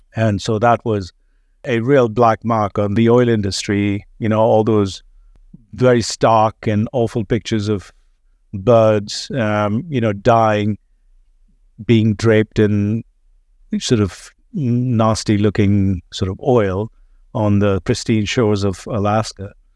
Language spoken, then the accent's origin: English; India; accent: slight British accent; moved away as an adult; also born or lived in Mumbai, India; now in United States; was born in India, grew up there, left the country when I was twenty-three.